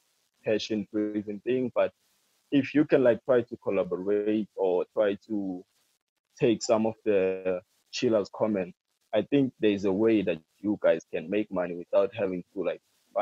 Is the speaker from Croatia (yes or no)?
no; China; English is a second language; because I come from China, but at the moment I can't talk about